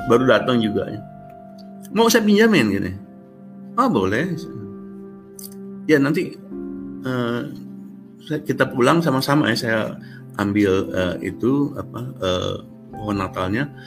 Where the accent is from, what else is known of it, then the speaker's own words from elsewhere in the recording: Indonesia; moved away as an adult; Saya bilang saya dari Indonesia.